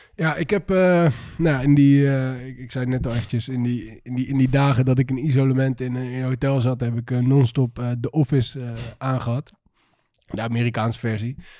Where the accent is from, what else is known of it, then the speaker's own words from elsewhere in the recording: Netherlands; wij als Nederlanders